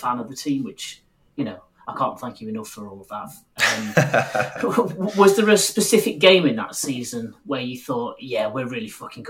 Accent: Sheffield, Yorkshire and the Humber, United Kingdom; moved away as an adult; now in Stevenage, United Kingdom; So I grew up in Sheffield, a Wednesday fan, and I moved down to Stevenage for work just a couple of seasons before that.

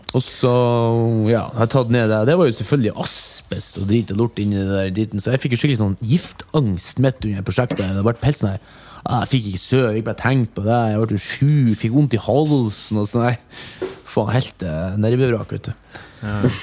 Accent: Mo i Rana, Nordland, Norway; now in Oslo, Norway; fra Mo i Rana

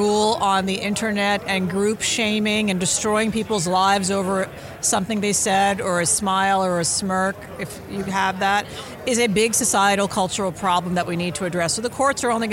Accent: Deep South, United States; now in San Francisco, United States; I was a Sikh in the Deep South where I grew up, and I'm an immigrant.

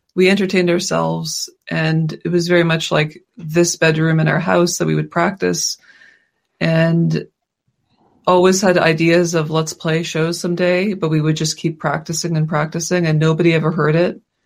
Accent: Halifax, Nova Scotia, Canada; We live in we grew up in Halifax

